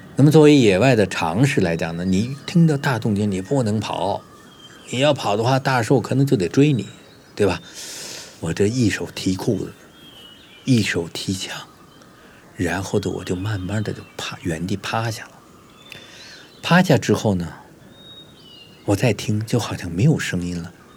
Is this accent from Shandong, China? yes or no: no; Beijing, China; 我小时候呢，生活在北京的白塔寺附近的一个四合院里头